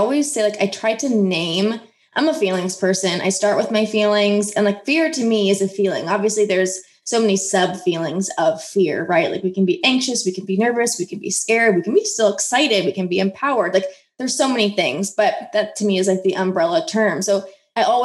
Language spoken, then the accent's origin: English; Midwest, United States; I grew up in the Midwest